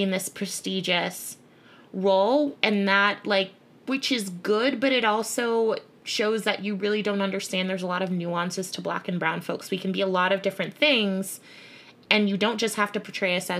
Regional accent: Connecticut, United States; also born or lived in Bridgeport, Connecticut; I grew up in Connecticut, which is permanently white.

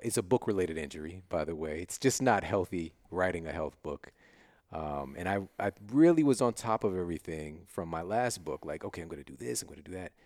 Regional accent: Midwest, United States; moved away as an adult; now in Los Angeles, United States; I'm from the Midwest

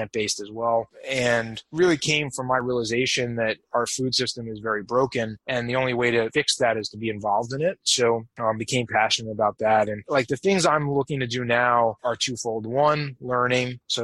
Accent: New York, United States; also born or lived in Boston, Massachusetts, United States; now in Las Vegas, United States; I grew up in New York and lived in Boston for 10 years

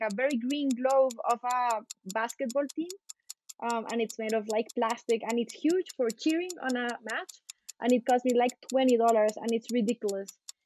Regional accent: Bogota, Colombia; I'm a Colombian lawyer. I grew up in Colombia, in Bogota

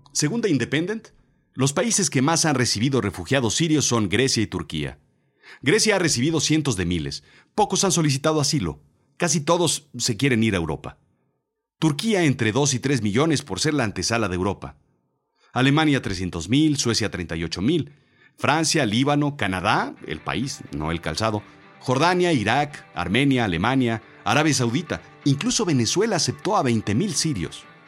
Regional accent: Mexico

